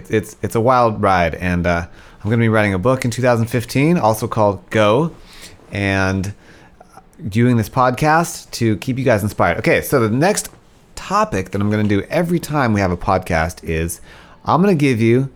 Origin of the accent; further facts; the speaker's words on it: South Africa; I was born in South Africa